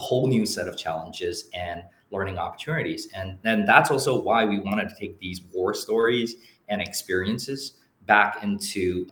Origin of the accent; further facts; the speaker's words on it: Singapore; now in Taiwan; I was born and raised in Singapore, but I'm fully Taiwanese.